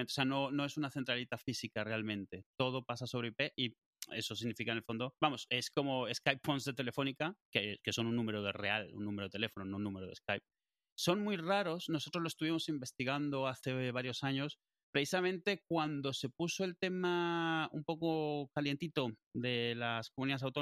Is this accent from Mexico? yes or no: no; Madrid, Community of Madrid, Spain; Eh, de Madrid, yo soy de Madrid, quiero que me llame alguien de aquí.